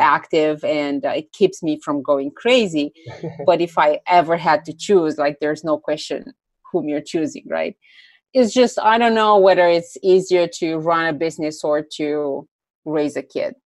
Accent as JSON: {"language": "English", "country": "Romania", "also_born_or_lived": "Greece", "said": "I'm originally from Romania. Now I mm. live partly, uh, partially in Romania, partially in Greece."}